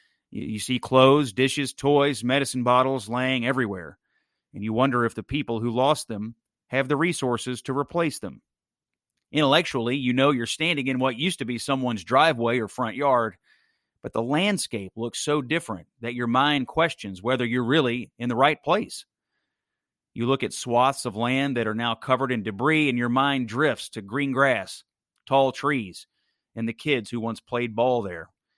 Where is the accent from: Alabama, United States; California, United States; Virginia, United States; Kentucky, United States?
Kentucky, United States; Dawson Springs; My hometown of Dawson Springs